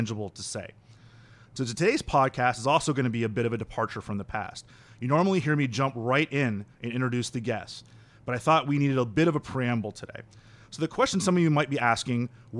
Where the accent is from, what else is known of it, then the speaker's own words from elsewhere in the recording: Miami, Florida, United States; I'm from Miami. I was 16 years old when Hurricane Andrew hit Miami and just completely destroyed everything I knew and grew up understanding.